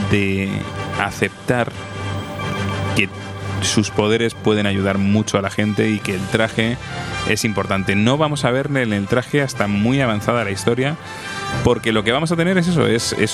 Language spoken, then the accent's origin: Spanish; Madrid, Community of Madrid, Spain; Claro, yo soy un chico de Madrid, de ciudad y.